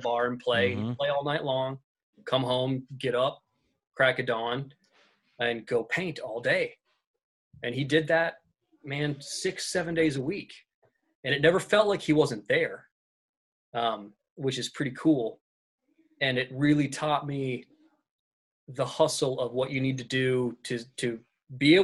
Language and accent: English; Vermont, United States; I'm from Vermont. My dad's a musician. We've always had a studio in our home